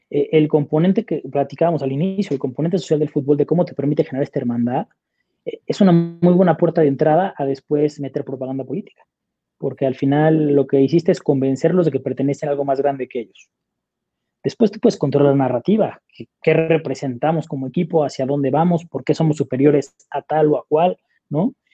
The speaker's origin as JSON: {"language": "Spanish", "town": "Monterrey", "region": "Nuevo León", "country": "Mexico", "said": "yo soy, soy regio, los regios somos comprometidos"}